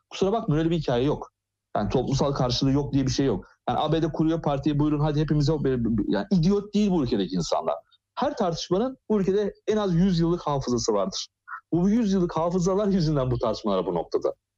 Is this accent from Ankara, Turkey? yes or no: yes; Ankara, Turkey; Ben Ankara'da büyüdüm